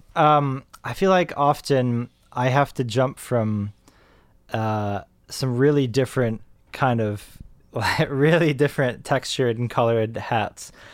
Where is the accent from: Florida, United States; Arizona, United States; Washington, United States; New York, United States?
New York, United States; Rochester; moved away; I grew up in Rochester, New York